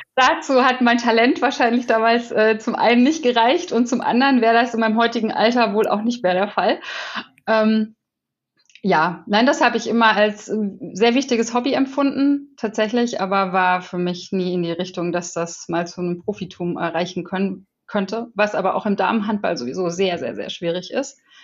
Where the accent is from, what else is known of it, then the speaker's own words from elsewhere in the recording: Wetzlar, Hesse, Germany; moved away; Ich war in meiner Heimat und war in Wetzlar